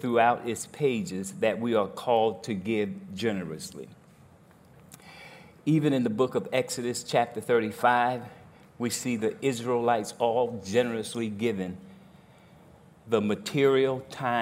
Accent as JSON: {"language": "English", "region": "New Jersey", "country": "United States", "moved": "yes", "lives_now": "Grand Rapids, United States", "said": "I'm from New Jersey"}